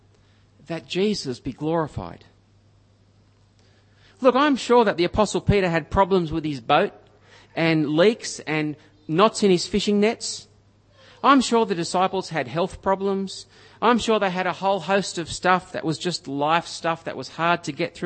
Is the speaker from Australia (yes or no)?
yes; Griffith, New South Wales, Australia; moved away; where I grew up in Griffith